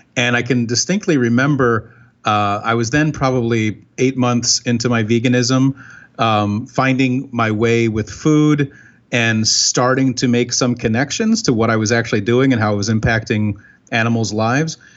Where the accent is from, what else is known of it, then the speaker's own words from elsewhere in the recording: Binghamton, New York, United States; I grew up in Binghamton, New York